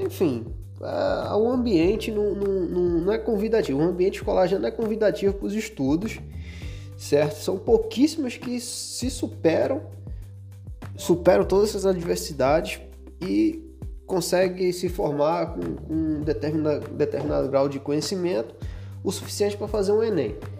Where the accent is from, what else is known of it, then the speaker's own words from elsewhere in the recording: Recife, Pernambuco, Brazil; moved away as an adult; now in Rio de Janeiro, Brazil; Eu sou de Recife, pô, morava na Zona Norte, né, no Arruda, pegava duas conduções para chegar lá no campus do UFPE, lá na Várzea.